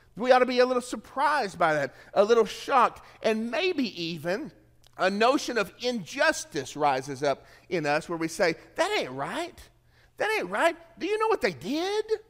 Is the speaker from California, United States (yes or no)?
no; Tennessee, United States; moved away; I'm from Tennessee